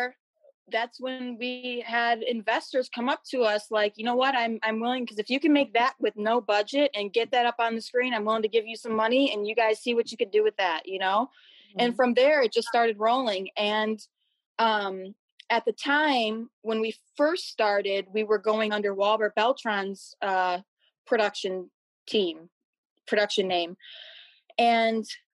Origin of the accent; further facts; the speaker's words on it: Macomb County, Michigan, United States; I'm from Michigan. I grew up in Macomb County, which is right next door.